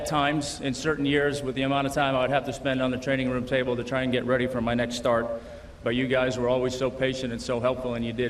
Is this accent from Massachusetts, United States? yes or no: yes; Billerica, Massachusetts, United States; Perhaps part of what they saw was that the work ethic that was certainly prevalent in my house and in my hometown of Billerica, Massachusetts. Actually, I said that wrong. It's Billerica, sorry. I put too many E's and R's in there. We don't do that up there.